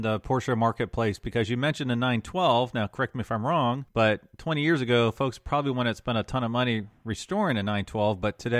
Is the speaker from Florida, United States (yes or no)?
yes; Jacksonville, Florida, United States; my hometown of Jacksonville